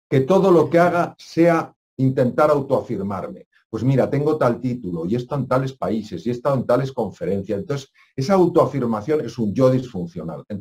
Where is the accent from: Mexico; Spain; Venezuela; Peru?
Spain; yo tengo tantos años, yo soy español